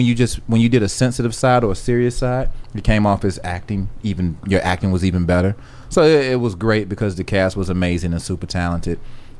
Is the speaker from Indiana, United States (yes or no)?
no; Atlanta, Georgia, United States; I'm from Atlanta, dog.